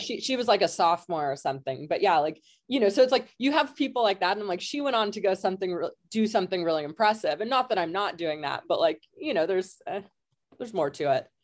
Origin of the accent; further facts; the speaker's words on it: Kelowna, British Columbia, Canada; moved away as an adult; also born or lived in California; I'm Canadian. I'm from Western Canada. I'm from a town called Kelowna, which is in the interior.